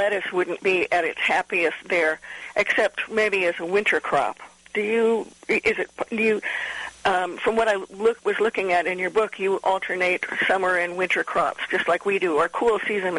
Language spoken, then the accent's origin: English; Midwest, United States; also born or lived in Mid-Atlantic; I grew up in the Midwest and the mid-Atlantic states and moved down here about 30 years ago.